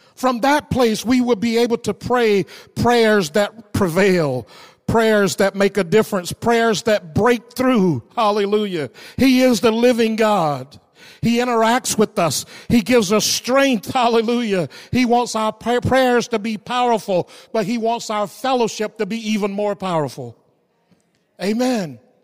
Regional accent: the South, United States; growing up in the South

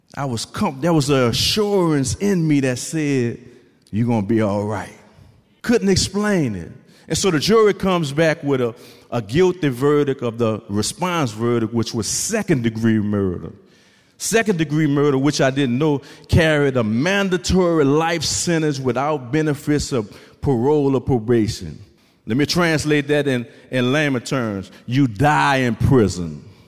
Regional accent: New Orleans, Louisiana, United States; I'm from New Orleans, Louisiana.

